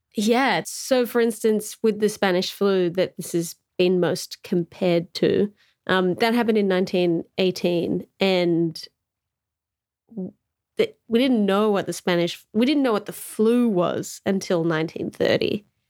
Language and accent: English; Australia; as an Australian